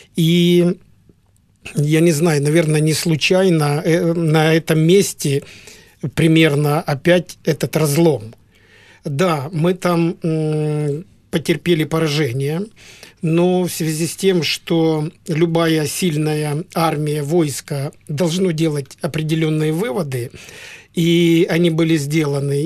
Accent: Donetsk Oblast, Ukraine; мы из Донецкой области

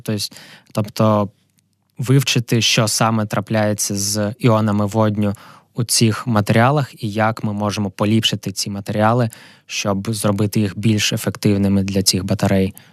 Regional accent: Kharkiv, Kharkiv Oblast, Ukraine; moved away as an adult; also born or lived in Amsterdam; сам я з Харкова, там я народився, там я вчився в школі.

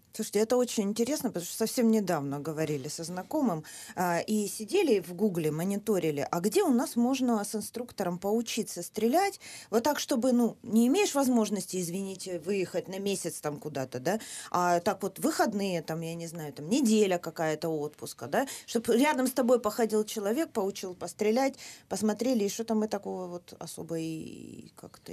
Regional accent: Donbas, Ukraine; я с Донбасса, символ моего края – это бабак

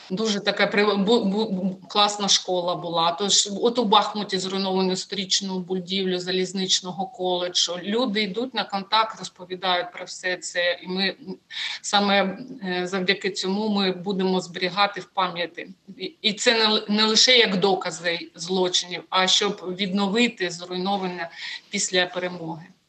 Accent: Sievierodonetsk, Luhansk Oblast, Ukraine; moved away; Я сама з Луганщини втратила житло в Сєвєродонецьку

